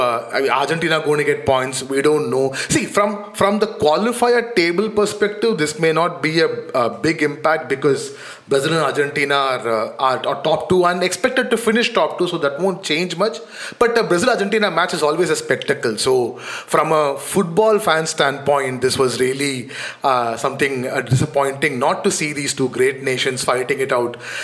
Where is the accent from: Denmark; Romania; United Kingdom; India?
India